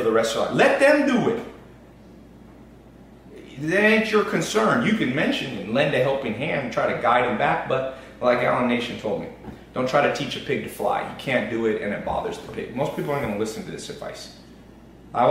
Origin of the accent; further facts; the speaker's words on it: United States; I'm American